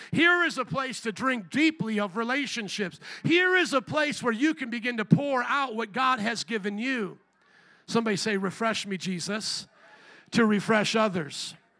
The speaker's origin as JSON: {"language": "English", "region": "Indiana", "country": "United States", "also_born_or_lived": "Louisiana", "moved": "as an adult", "said": "I was a boy from Indiana"}